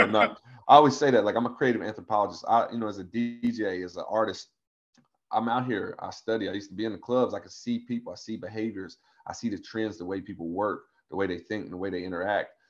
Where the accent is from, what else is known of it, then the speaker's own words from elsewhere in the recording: Tazewell, Virginia, United States; I'm from Tazewell, Virginia, which is in the middle of the Appalachian Mountains of Virginia, down in the Southwest Hills.